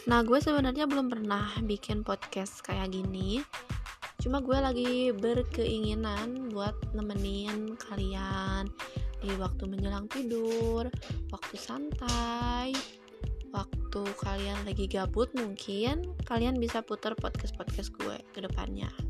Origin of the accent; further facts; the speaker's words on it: Bandung, West Java, Indonesia; Gue berasal dari Sunda Nah, Sundanya, Sundanya di Bandung Bandungnya Bandung Barat, tapi gue lagi kerja di Bandung Timur.